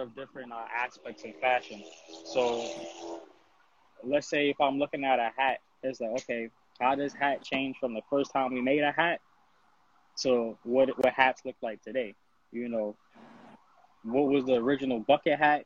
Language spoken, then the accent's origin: English; United States; as an American design designer